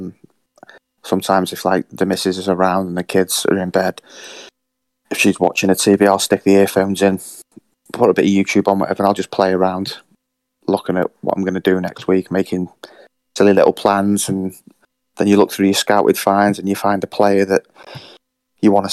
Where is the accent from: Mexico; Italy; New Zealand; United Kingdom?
United Kingdom; Chester, North West England; moved away as an adult; now in Wirral, United Kingdom; Chester, my hometown